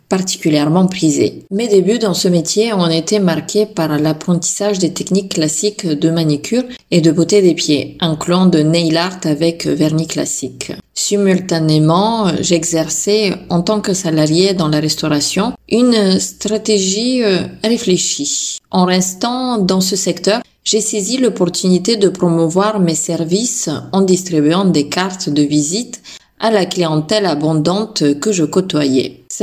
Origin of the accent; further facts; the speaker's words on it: Bulgaria; now in France; À mes débuts en tant que prothésiste angulaire en France, mes influences créatives venaient de mon pays d'origine, la Bulgarie.